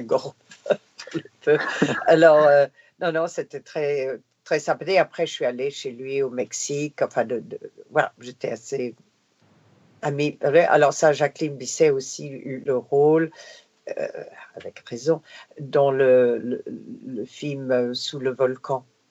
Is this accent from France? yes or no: no; Canada; first language English; French is a second language; moved away; j'étais de Canadian content